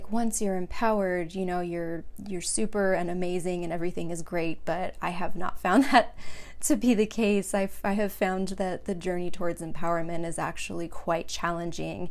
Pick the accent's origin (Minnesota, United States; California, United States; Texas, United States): California, United States; Long Beach; moved away as an adult; now in Phoenix, United States; I was born and raised in California, Southern California, Long Beach in particular